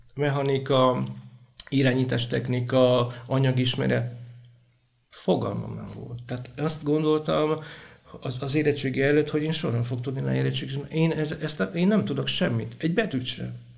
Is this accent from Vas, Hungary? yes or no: yes; Sárvár, Vas, Hungary; Vasmegyei vagyok, Sárváron születtem